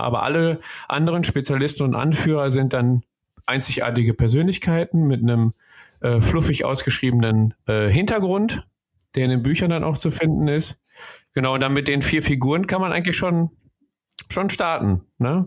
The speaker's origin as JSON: {"language": "German", "area": "Ruhr area", "region": "North Rhine-Westphalia", "country": "Germany", "said": "bei uns im Ruhrgebiet"}